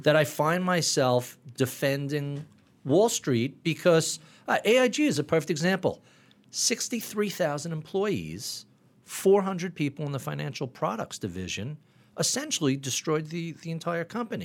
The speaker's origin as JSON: {"language": "English", "town": "Plainview", "region": "New York", "country": "United States", "tie": "born or raised there", "lives_now": "Locust Valley, United States", "said": "Grew up in Plainview, Long Island"}